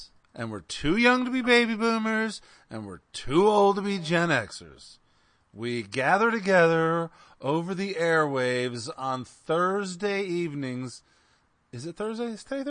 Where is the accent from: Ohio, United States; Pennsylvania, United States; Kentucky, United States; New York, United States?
Pennsylvania, United States; I'm not in Pennsylvania. I'm from Pennsylvania, but I'm in Michigan.